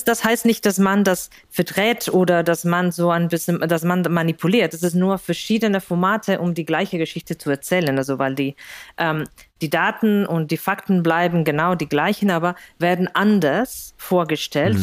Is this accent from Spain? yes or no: yes; Spain; German is a second language; moved away as an adult; also born or lived in Greece; now in Berlin, Germany; ich komme aus Spanien